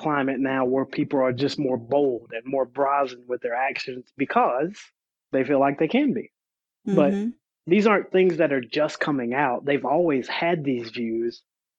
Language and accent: English; the South, United States; I mean, you got to remember where I grew up. I grew up in the South.